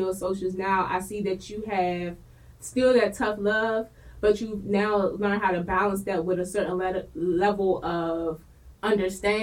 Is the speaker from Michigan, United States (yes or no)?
no; Washington, District of Columbia, United States; I'm from Southeast